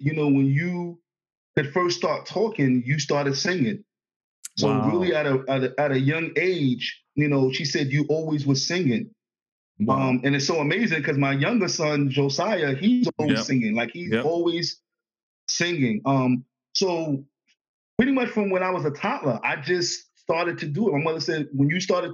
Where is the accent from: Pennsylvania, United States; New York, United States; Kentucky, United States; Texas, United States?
New York, United States; New York City; moved away as an adult; also born or lived in Astoria, Queens / Long Island / Connecticut; now in Virginia, United States; I'm born and raised in the Bronx. I was born in Jacoby Hospital in the Bronx.